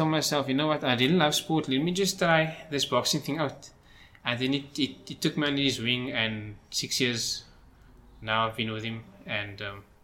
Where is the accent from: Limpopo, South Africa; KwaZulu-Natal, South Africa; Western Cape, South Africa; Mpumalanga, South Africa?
Western Cape, South Africa; Cape Town; most of my life I was actually in Cape Town.